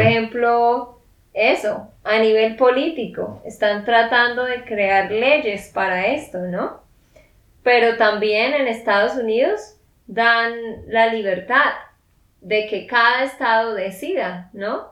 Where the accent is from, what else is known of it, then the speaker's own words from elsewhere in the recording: Santander, Colombia; de Santander, Colombia